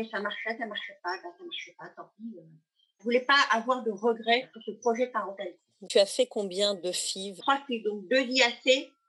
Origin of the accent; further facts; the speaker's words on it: Pays de la Loire, France; Voilà, et je suis de la Loire-Atlantique.